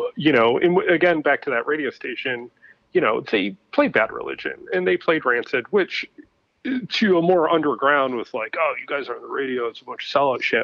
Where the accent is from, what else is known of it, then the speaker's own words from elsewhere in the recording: Ypsilanti, Michigan, United States; also born or lived in Brooklyn, New York; now in New Jersey, United States; I grew up uh, in a town called Ypsilanti, Michigan